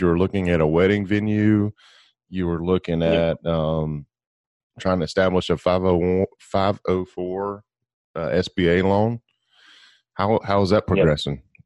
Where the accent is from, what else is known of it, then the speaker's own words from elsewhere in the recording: Gulf Coast, United States; I grew up on the Gulf Coast where we have these mm-hmm. white sugary sand beaches.